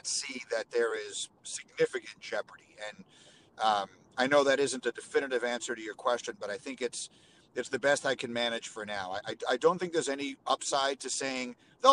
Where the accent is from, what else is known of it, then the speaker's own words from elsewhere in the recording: New York, United States; moved away as an adult; also born or lived in Chicago; I grew up in New York, and then I grew up again in Chicago